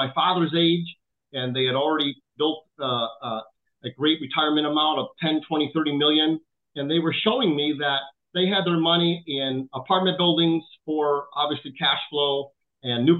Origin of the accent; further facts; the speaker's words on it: Chicago, Illinois, United States; I grew up in South Chicago